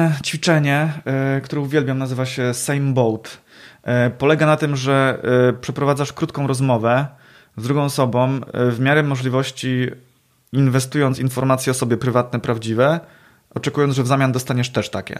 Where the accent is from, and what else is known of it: Poznań area, Greater Poland, Poland; accent: Poznań melody